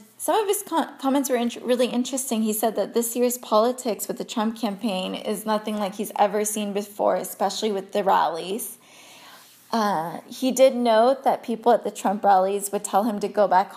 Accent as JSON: {"language": "English", "country": "United States", "tie": "born or raised there", "said": "growing up in America, I was born and raised here"}